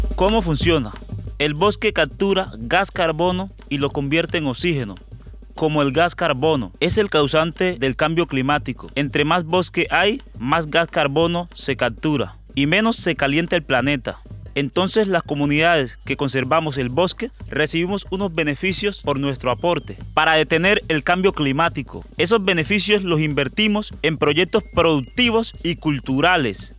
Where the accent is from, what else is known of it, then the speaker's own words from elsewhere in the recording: Carmen del Darién, Chocó, Colombia; habitante de Carmen del Darién